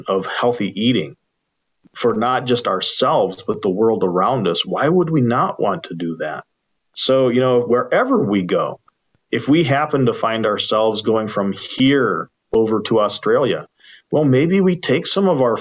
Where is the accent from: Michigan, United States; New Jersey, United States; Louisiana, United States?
Michigan, United States; I grew up as a mixed ancestry Anishinaabe Ojibwe person from, you know, this side of the border between U.S. and Canada